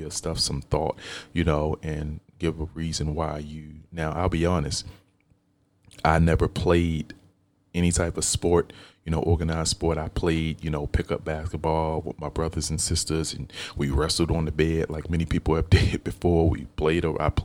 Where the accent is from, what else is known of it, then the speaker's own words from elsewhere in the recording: Baltimore, Maryland, United States; I grew up here in Baltimore. I live in a county now, which is maybe 15, 20 minutes from where I used to live at. But I grew up in Baltimore